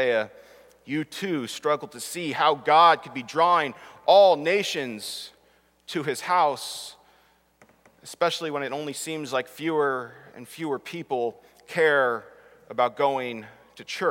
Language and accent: English; Southern California, United States; growing up, even in Southern California